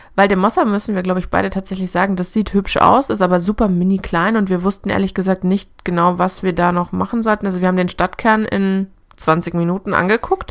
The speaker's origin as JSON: {"language": "German", "country": "Germany", "said": "bei uns in Deutschland"}